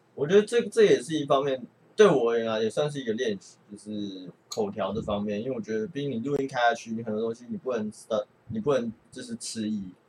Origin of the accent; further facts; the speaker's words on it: Taiwan; also born or lived in Canada; 我是算是体制内长大的，就是，哎，可能会，会读一点书，然后跑过去混到一个清大这样